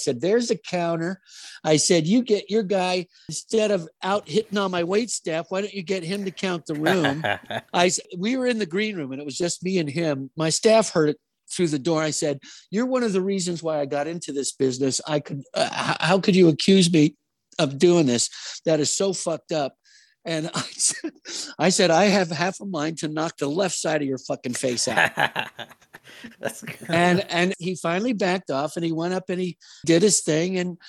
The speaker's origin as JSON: {"language": "English", "region": "New Jersey", "country": "United States", "moved": "yes", "said": "I'm originally from Jersey."}